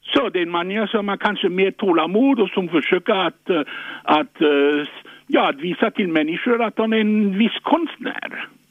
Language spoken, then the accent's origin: Swedish; France; now in Sweden; jag är född i Frankrike